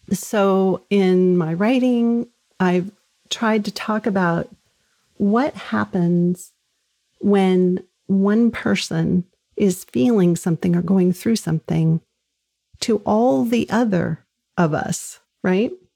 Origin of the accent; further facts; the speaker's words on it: Southern California, United States; moved away as an adult; now in New England, United States; I grew up in Southern California